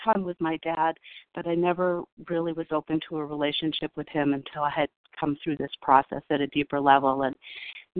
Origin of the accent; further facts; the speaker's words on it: California, United States; I was born in California